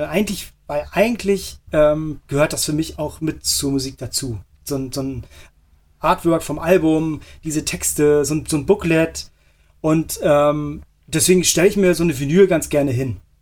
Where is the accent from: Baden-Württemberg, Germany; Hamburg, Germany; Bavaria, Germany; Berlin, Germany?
Hamburg, Germany; moved away; also born or lived in Montreal; Hamburg ist, ähm, ja. würde ich als meine Heimatstadt ähm, bezeichnen. Ich bin dort groß geworden.